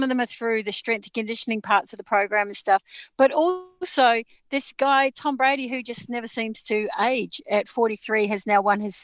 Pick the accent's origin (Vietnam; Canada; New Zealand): New Zealand; now in Melbourne, Australia; I'm from New Zealand